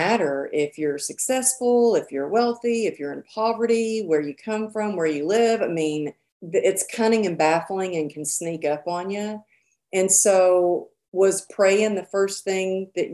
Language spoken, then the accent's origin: English; the Bible Belt, United States; growing up in the Bible Belt here.